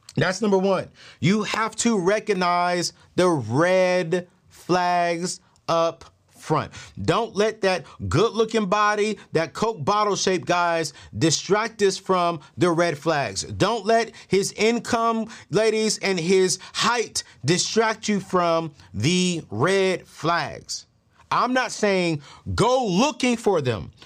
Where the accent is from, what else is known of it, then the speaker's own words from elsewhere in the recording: DMV area, United States; my hometown where I live at right now, the D M V area